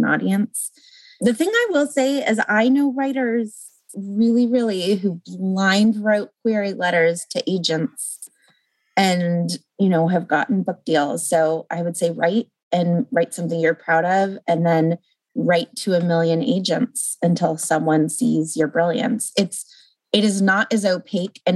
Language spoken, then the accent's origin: English; Los Angeles, California, United States; also born or lived in St. Louis, Missouri; I was living in St. Louis, Missouri, and I'm from Los Angeles.